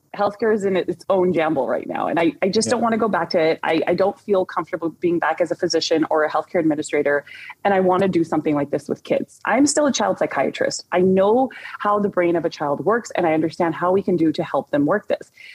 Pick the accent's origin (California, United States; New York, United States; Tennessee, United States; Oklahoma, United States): California, United States; Orange County, Southern; I grew up in the Orange, in Orange County, but I'm also born and raised Southern Californian girl